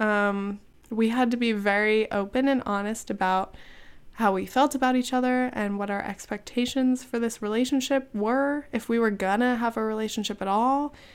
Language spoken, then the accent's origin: English; California, United States; moved away; I'm from California